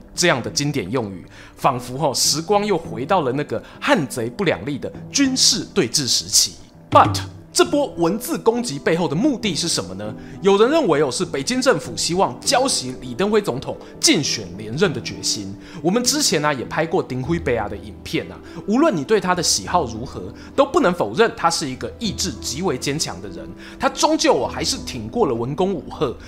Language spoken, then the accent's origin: Chinese; Taiwan; 我们台湾人